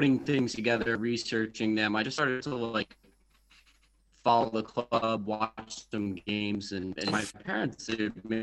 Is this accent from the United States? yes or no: yes; United States; the teams I grew up with as far as like American sports, like the Red Sox and the Patriots